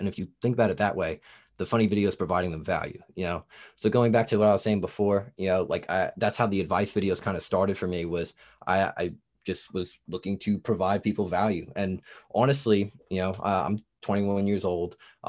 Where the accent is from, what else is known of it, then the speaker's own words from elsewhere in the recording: New Jersey, United States; accent: Jersey; now in Tennessee, United States; I'm from New Jersey, and then I came down to Tennessee. Okay. They're like, oh, you got a Jersey accent.